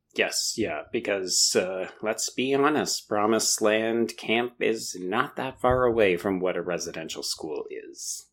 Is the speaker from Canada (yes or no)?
yes; Canada; as a Canadian